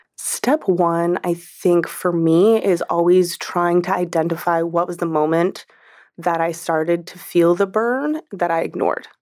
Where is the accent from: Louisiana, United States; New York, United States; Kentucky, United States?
New York, United States; especially as a New Yorker, especially as a woman New Yorker